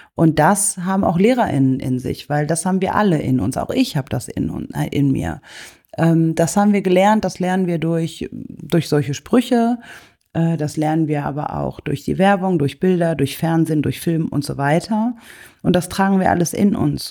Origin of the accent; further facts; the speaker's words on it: Germany; ich komme aus Deutschland